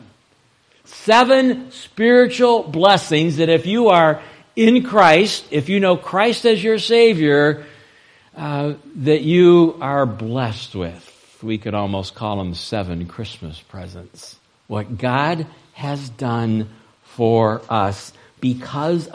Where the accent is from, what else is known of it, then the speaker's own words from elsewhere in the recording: Ohio, United States; The church that I grew up in Ohio, that my dad pastored for 18 years